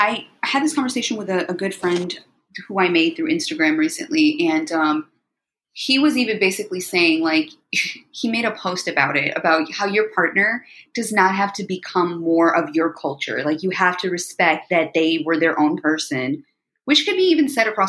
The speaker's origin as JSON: {"language": "English", "country": "United States", "tie": "born or raised there", "said": "I was born in America, right? Let's just put that out there. So yeah, I was very proud of where my parents came from. Yes, we grew up. I speak Urdu fluently."}